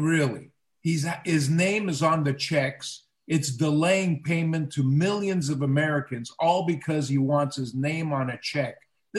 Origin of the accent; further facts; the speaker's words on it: Canada; I'm a Canadian.